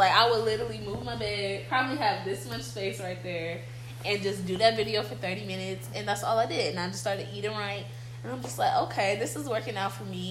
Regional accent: Los Angeles, California, United States; moved away; Just trying to get home to LA. I'm from California

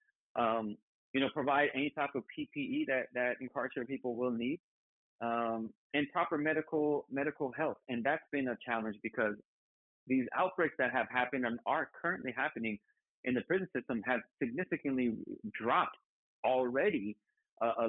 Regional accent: California, United States; I still wasn't a Californian

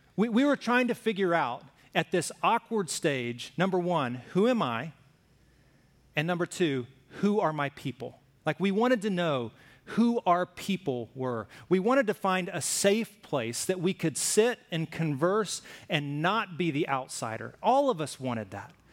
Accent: Alabama, United States; I grew up in Alabama

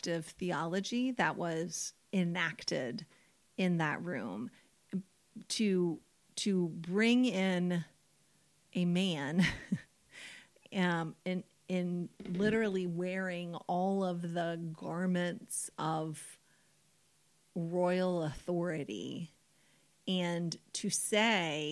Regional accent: United States; I'm an American

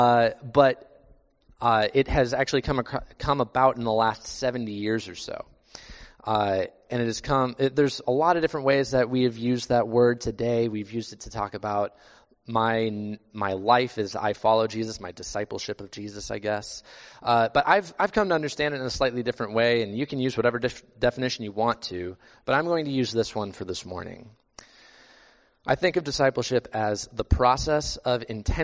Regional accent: Iowa, United States; I grew up in Iowa

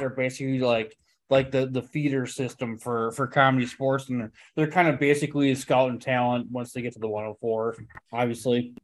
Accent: Slinger, Wisconsin, United States; I grew up in Slinger, which is right by Hartford

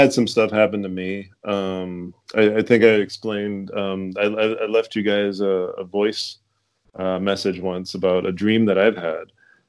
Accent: Fall River, Massachusetts, United States; we grew up in Fall River, Boston, and then we moved, my family moved to Fall River.

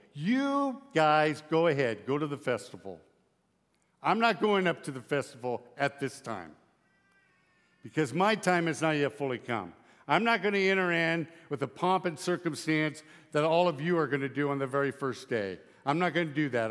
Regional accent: Lyman, Nebraska, United States; I'm from Lyman, Nebraska.

